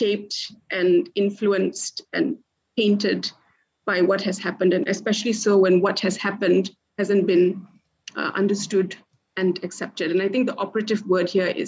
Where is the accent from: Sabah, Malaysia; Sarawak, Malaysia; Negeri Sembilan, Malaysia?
Negeri Sembilan, Malaysia; Port Dickson; I grew up in Port Dickson, basically in somewhat of a jungle.